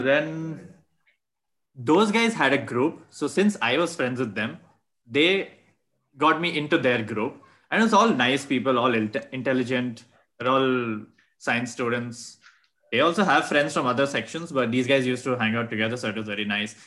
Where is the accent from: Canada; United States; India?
India; Bangalore, Karnataka; moved away as an adult; I was from Bangalore